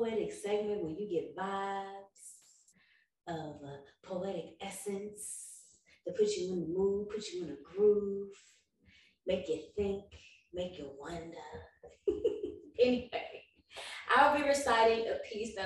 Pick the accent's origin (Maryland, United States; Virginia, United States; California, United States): California, United States; the Bay Area; I'm from the Bay